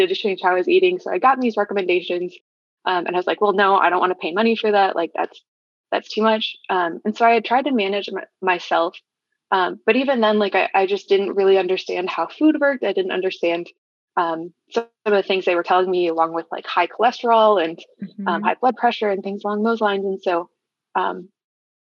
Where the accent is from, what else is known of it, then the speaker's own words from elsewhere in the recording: Flint, Michigan, United States; also born or lived in Ann Arbor, Michigan; I moved from the Ann Arbor area up towards the Flint area when I was around 10